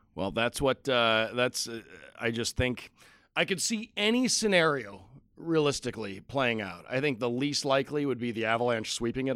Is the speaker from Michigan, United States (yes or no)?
yes; just outside Detroit, Michigan, United States; I grew up in just outside Detroit, right across the river from Canada